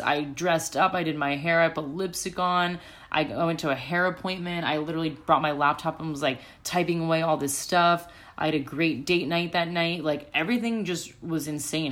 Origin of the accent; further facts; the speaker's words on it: United States; moved away as an adult; also born or lived in Chicago; now in Sydney, Australia; I'm from America